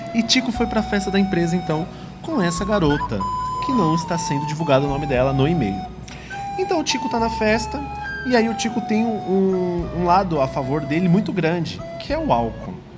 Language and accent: Portuguese; Ferraz de Vasconcelos, São Paulo, Brazil; sou paulista, morador da cidade de Ferraz paulista. de Vasconcelos